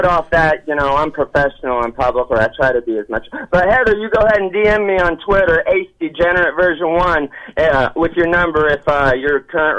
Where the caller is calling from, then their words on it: Osceola, Iowa, United States; Calling from Osceola.